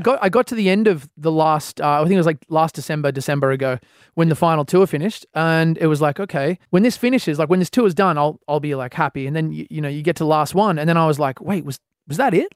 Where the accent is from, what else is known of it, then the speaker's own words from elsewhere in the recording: Australia; as an Australian artist